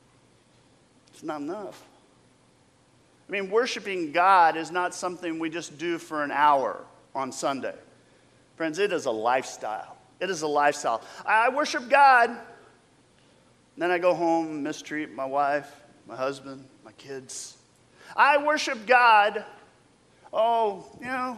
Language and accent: English; United States